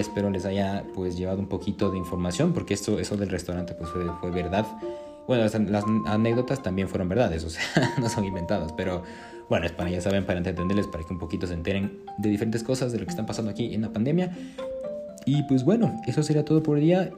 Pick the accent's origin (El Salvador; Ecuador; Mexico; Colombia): Ecuador; aquí en mi país, en Ecuador